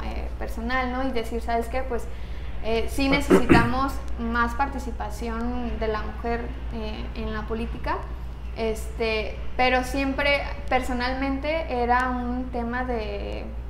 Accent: Mexico; nuestra cultura como, como mexicanos

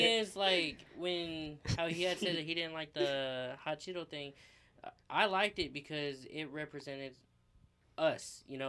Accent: Lubbock, Texas, United States; Growing up, I grew up on the north side, Little Mexico.

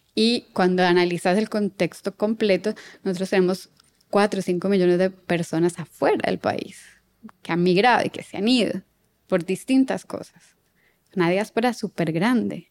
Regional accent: Colombia; moved away as an adult; now in Buenos Aires, Argentina

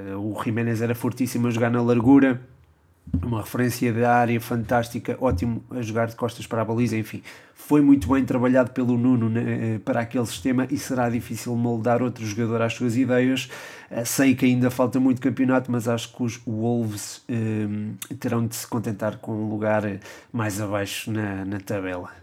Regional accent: Portugal; nós, enquanto portugueses

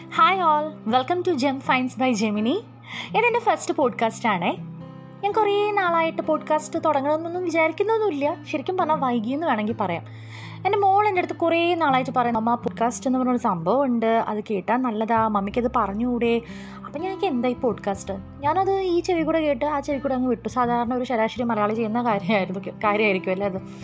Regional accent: Kozhikode, Kerala, India; ഞാനൊരു കോഴിക്കോട്ടുകാരിയാണ്

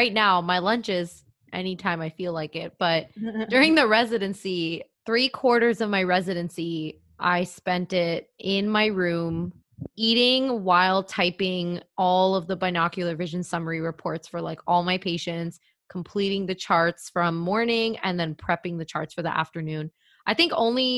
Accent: Brampton, Ontario, Canada; moved away; I'm moving back home to Brampton

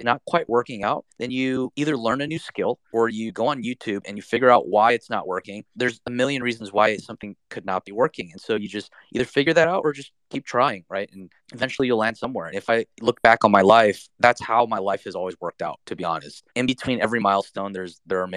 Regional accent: United States; being Asian American

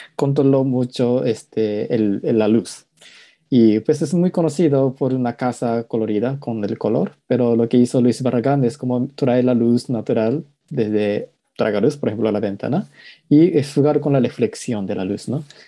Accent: Japan; Spanish is a second language; moved away as an adult; now in Mexico; como crecí en Japón, es un país de los mangas

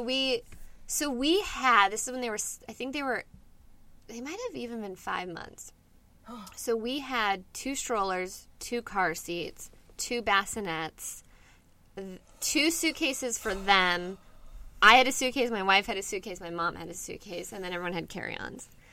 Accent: Inland Orange County, California, United States; also born or lived in Buffalo, New York; I'm from here. I lived in Buffalo, New York for a little bit, but mainly here in um, Inland Orange County

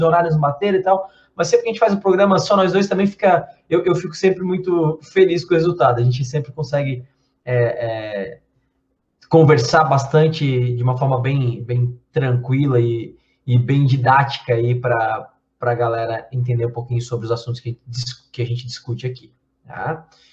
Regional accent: Blumenau, Santa Catarina, Brazil; Blumenau, que é a cidade, minha cidade natal

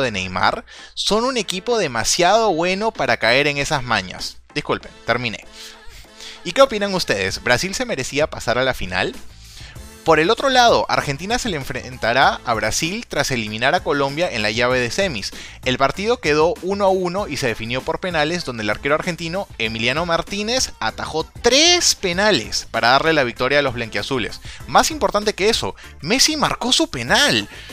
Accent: Peru; como peruano

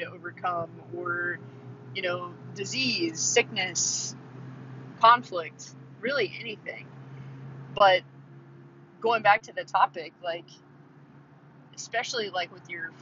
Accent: Midwest, United States; we're from the Midwest

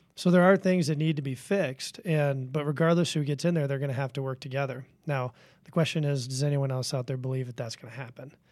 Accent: Washington, District of Columbia, United States; I grew up in Washington, D C. I grew up around politics

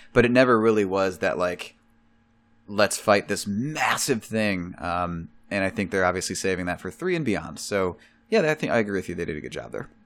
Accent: Chicago, Illinois, United States; I'm from Chicago

